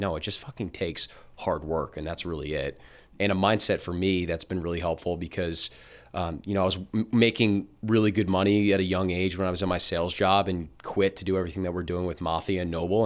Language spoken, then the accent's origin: English; Princeton, New Jersey, United States; also born or lived in Boston; I grew up in Princeton, New Jersey